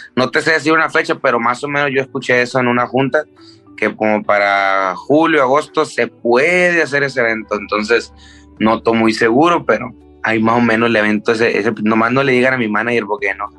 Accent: Tijuana, Baja California, Mexico; also born or lived in Culiacán, Sinaloa; desde los seis yo crecí en, Tijuana

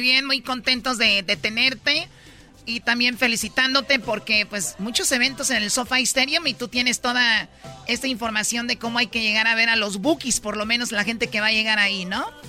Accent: Jalisco, Mexico; yo soy de Jalisco

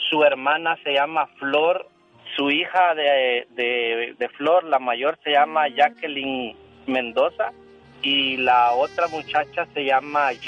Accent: El Salvador; yo soy salvadoreño

